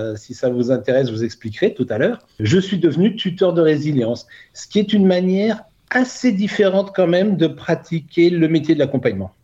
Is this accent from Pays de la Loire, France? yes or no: no; Burgundy, Bourgogne-Franche-Comté, France; moved away as an adult; also born or lived in Côte d'Azur; now in Cannes, France; je suis né en Bourgogne